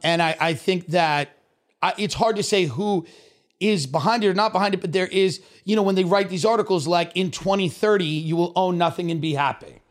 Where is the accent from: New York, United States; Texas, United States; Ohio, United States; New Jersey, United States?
New York, United States; Long Island; moved away; I grew up in Long Island, I grew up kvetching, complaining